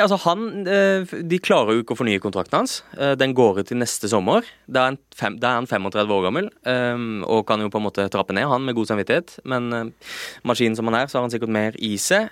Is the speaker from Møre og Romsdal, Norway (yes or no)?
no; Lillesand, Agder, Norway; moved away; da jeg var eh, juniorspiller eh, hjemme på Sørlandet